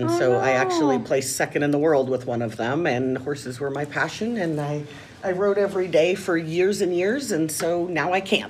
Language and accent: English; Nashville, Tennessee, United States; moved away as an adult; also born or lived in Northern California; now in Battle Ground, United States; No, I grew up in Nashville